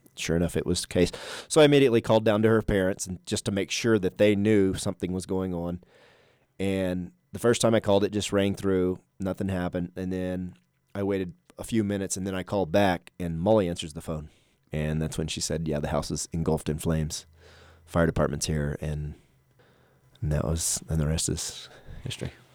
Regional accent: southeastern New Mexico, United States; moved away; I grew up in New Mexico, southeastern New Mexico

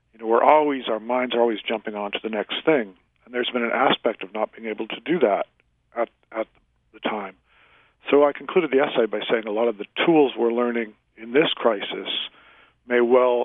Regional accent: Worcester, Massachusetts, United States; moved away; I grew up in Massachusetts

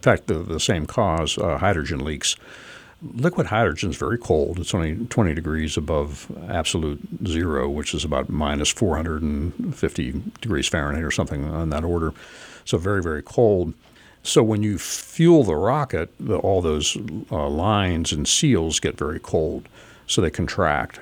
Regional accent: Pittsburgh, Pennsylvania, United States; moved away as an adult; also born or lived in New Jersey; I grew up in Pittsburgh

